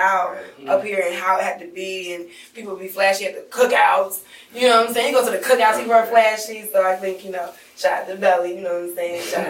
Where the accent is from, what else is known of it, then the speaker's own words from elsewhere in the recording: Kansas City, United States; moved away; I'm from Kansas City originally